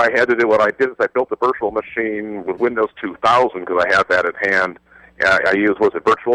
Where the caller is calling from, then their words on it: Phoenix, Arizona, United States; Phoenix, Arizona.